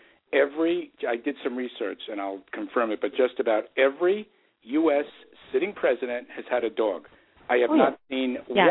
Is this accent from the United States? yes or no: yes; New York City, New York, United States; accent: New York; I was born and raised in Queens